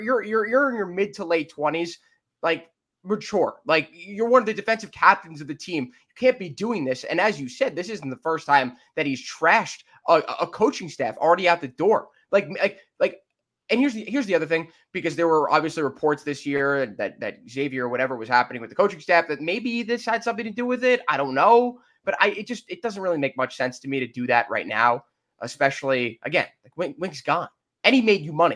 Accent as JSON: {"language": "English", "town": "Livingston", "region": "New Jersey", "country": "United States", "tie": "born or raised there", "said": "my hometown of Livingston"}